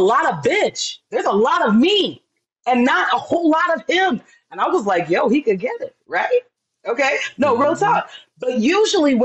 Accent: Florida, United States; I'm from Florida, right? Born and raised

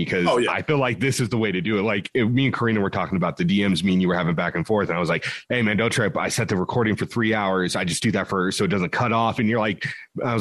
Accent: West Coast, United States; also born or lived in the South; we're from the West Coast

